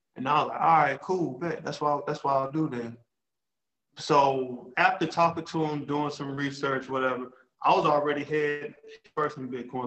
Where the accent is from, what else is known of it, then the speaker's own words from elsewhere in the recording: Charlotte, North Carolina, United States; I live in Charlotte, North Carolina. I'm from Charlotte